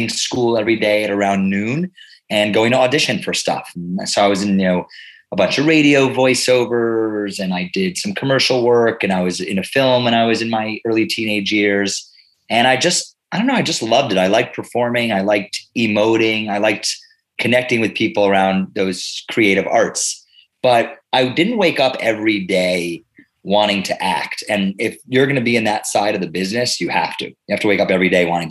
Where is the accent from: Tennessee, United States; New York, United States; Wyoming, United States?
New York, United States; New York City; moved away as an adult; now in Bucks County, Pennsylvania, United States; I'm a born and bred New York City kid